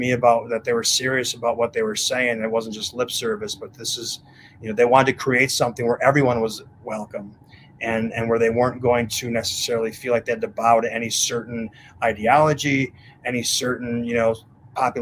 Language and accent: English; Wisconsin, United States; also born or lived in Mexico; now in Florida, United States; we're both from Wisconsin